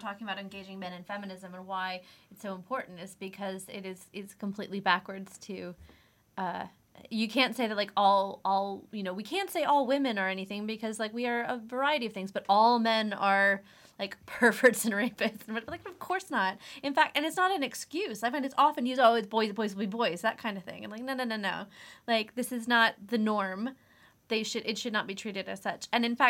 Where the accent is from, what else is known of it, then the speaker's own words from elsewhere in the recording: United States; Yeah, so I'm American, yeah.